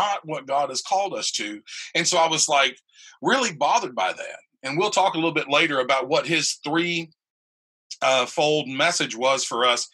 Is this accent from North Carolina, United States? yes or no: yes; Reidsville, North Carolina, United States; I grew up in Reidsville, North Carolina